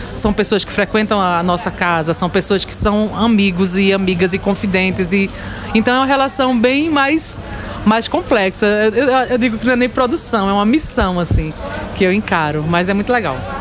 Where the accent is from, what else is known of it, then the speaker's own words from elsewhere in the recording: Carpina, Pernambuco, Brazil; eu sou de Carpina.